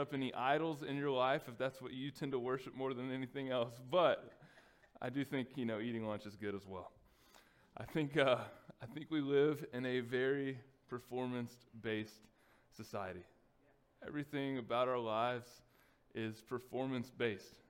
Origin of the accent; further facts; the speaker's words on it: Texas, United States; growing up in Texas